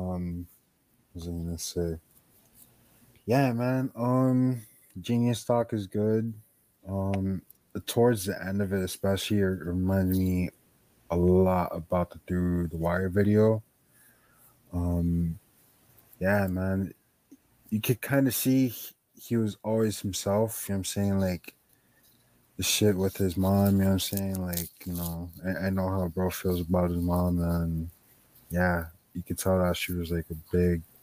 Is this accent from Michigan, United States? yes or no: no; Miami, Florida, United States; we're from Miami.